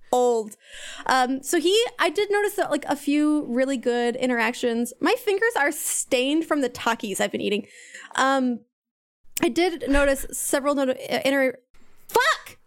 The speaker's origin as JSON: {"language": "English", "town": "Kansas City", "country": "United States", "said": "I'd say Kansas City"}